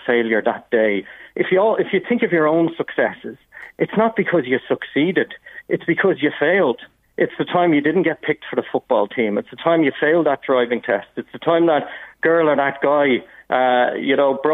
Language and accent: English; North County Dublin, Leinster, Ireland; I grew up in North County Dublin